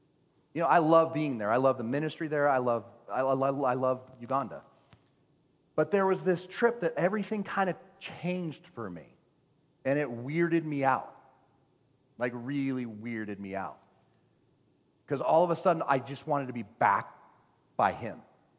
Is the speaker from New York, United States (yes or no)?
no; Texas, United States; Oh my gosh, I'm a Texan. Texans don't do this.